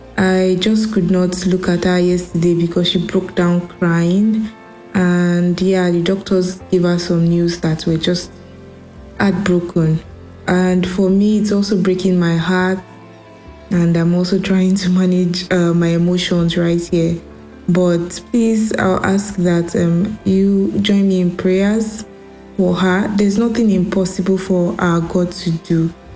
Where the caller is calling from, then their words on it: Germany; I'm calling from Germany.